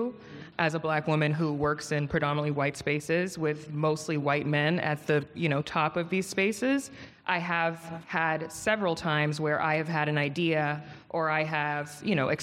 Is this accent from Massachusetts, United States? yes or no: no; Potomac, Maryland, United States; moved away as an adult; also born or lived in New York; now in Los Angeles, United States; I'm from Maryland, Yes. DMV in the building. Love it. I'm from Potomac